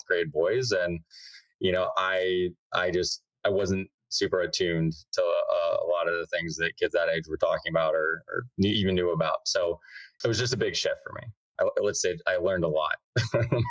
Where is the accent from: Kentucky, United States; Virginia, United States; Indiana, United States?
Indiana, United States; Whiteland; I grew up in Indianapolis, Indiana, in a little town called Whiteland, which is like 30 minutes south of Indy, a little corn country town